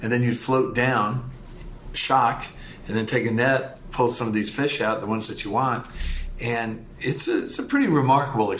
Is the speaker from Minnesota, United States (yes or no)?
yes; Minnesota, United States; we've got a place where I grew up on in Minnesota, Lake Mille Lacs